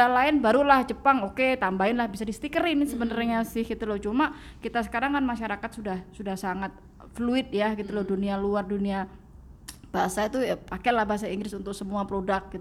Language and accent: Indonesian; Java, Indonesia; Nah kalau saya kan saya orang Jawa mbak, kalau makan saya pakai tangan, ya kan.